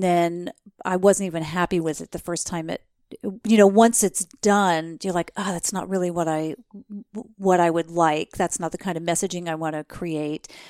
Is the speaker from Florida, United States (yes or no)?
no; New Jersey, United States; I grew up in New Jersey